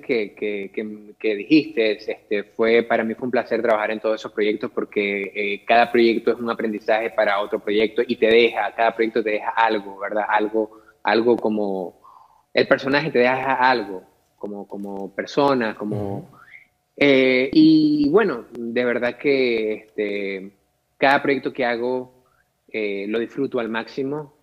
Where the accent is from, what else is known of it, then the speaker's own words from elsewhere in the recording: Maracaibo, Zulia, Venezuela; moved away as an adult; also born or lived in Caracas, Venezuela; now in Los Angeles, United States; mi niñez la pasé en Maracaibo, Venezuela, hasta los 17, 18 años que decido mudarme a la capital de Venezuela